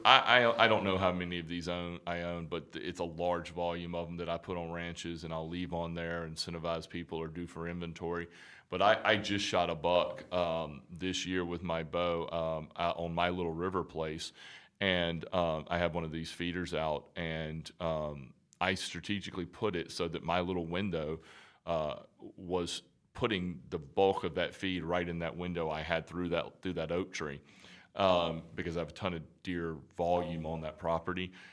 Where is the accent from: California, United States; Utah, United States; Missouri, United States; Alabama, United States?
Alabama, United States; moved away; So, I'm from Bama. I'm from Alabama originally.